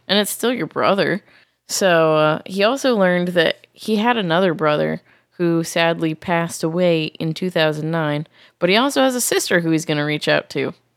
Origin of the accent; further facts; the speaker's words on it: Massachusetts, United States; moved away; I grew up in Massachusetts where fireworks are very much illegal.